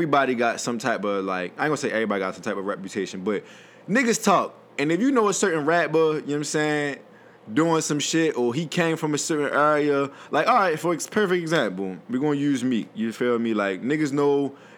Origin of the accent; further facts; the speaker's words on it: Baltimore, Maryland, United States; I'm from Baltimore